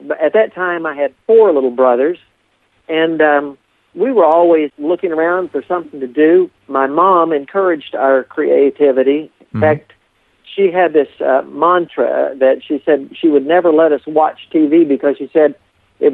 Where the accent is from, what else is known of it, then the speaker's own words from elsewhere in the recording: Appalachia, United States; also born or lived in Deep South; when I grew up in this area